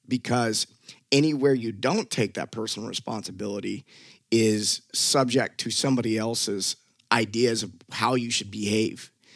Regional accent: Memphis, Tennessee, United States; moved away; I grew up in Memphis, Tennessee, and it was a little hood

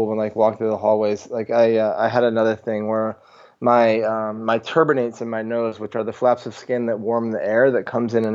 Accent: Vermont, United States; growing up in Vermont, there's just a ton of farms

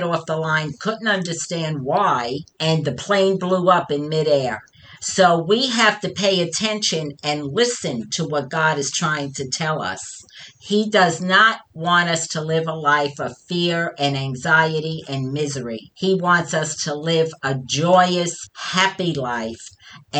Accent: New York, United States; accent: New York; my New York accent

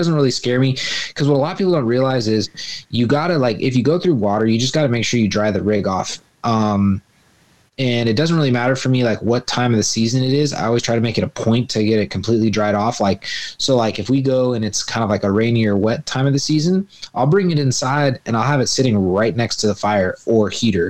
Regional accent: Bay Area, California, United States; I'm from the Bay Area

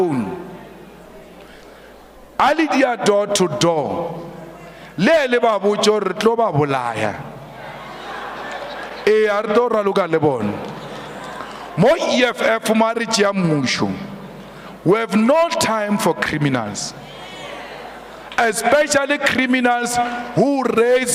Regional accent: Polokwane, Limpopo, South Africa; We grew up drinking water in Polokwane

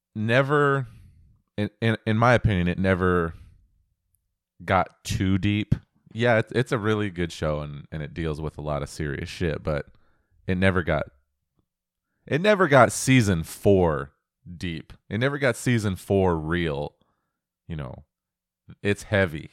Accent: Pacific Northwest, United States; I was born and raised in the Pacific Northwest

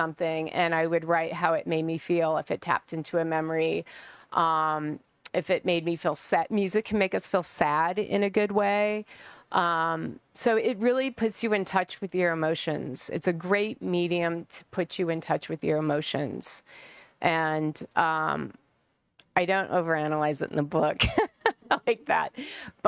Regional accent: Colorado, United States; moved away as an adult; also born or lived in San Francisco; now in Phoenix, United States; I was born in Colorado, raised, went to college there.

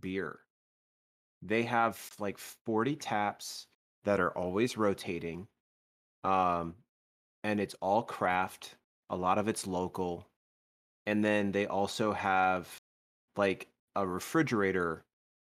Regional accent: United States; being an American. Being a United States citizen

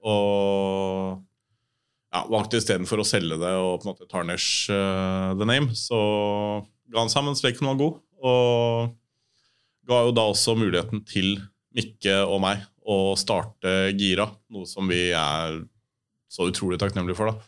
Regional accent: Oslo, Norway; jeg vokste opp på Hovseter

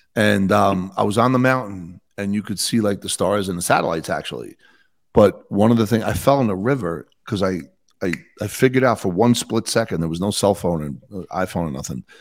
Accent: Bayonne, New Jersey, United States; now in Utah, United States; I grew up in Bayonne, New Jersey, twelve miles outside of Manhattan.

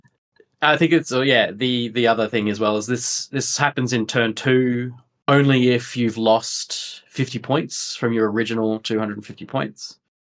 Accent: Sydney, New South Wales, Australia; moved away as an adult; also born or lived in United Kingdom; now in Melbourne, Australia; I'm originally from Sydney, um, by way of the uh, via, UK um, as well

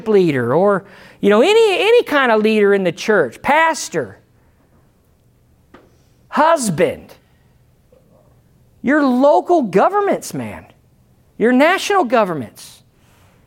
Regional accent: United States; I'm American, but I'm Christian first. I'm American second.

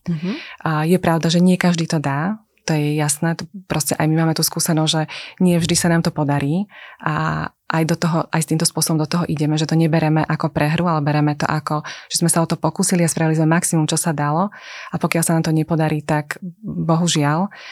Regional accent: Slovakia; My sme Slováci s veľkým otvoreným srdcom

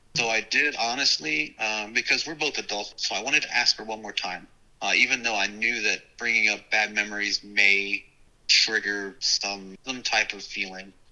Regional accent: Dallas, Texas, United States; also born or lived in Corpus Christi, Texas / New Orleans, Louisiana; he got transferred to Dallas

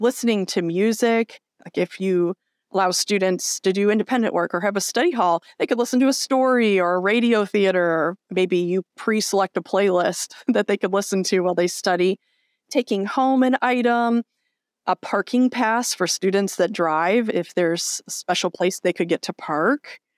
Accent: near Chicago, Illinois, United States; we grew up near Chicago

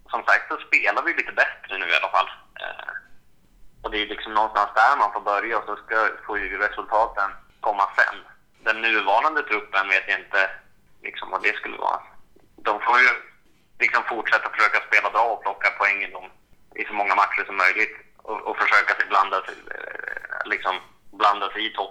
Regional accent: Sweden; Som svensk vill man ju såklart eh, se Zlatan

